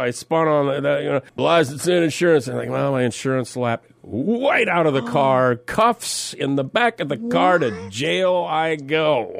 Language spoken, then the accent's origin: English; Minnesota, United States; moved away; I'm this kid from Minnesota.